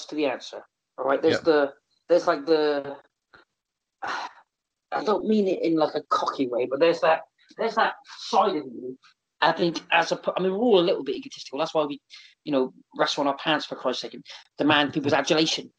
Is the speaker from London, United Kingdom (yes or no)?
no; South West England, United Kingdom; now in Exeter, United Kingdom; I'm from the South through and through. You know, if there was like a turf war, I'm a Southern man